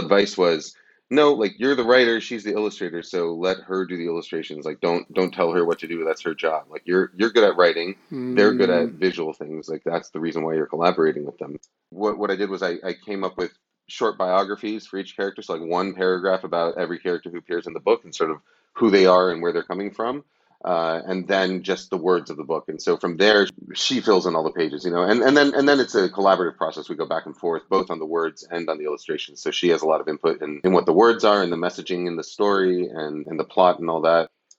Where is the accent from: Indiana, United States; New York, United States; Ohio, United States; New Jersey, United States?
New York, United States; also born or lived in Boston; I grew up in New York, lived in Boston for 10 years, and then back in New York for 5 years while my wife was in grad school.